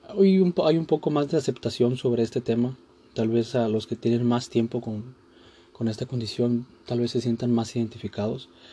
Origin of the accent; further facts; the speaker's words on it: Mexico; Este día se festeja a los Reyes Magos en mi país, a México.